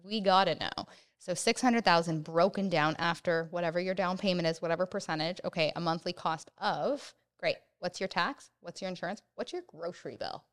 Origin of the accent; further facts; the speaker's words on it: Oakville, Ontario, Canada; also born or lived in Hamilton; I am from Oakville, and I currently live in Oakville, and I don't wanna leave Oakville